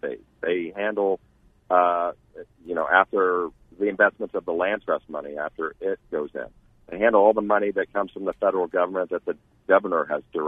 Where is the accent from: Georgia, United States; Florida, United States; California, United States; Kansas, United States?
Kansas, United States; Wichita; moved away as an adult; also born or lived in Tempe, Arizona; now in Chandler, United States; I grew up in Wichita, Kansas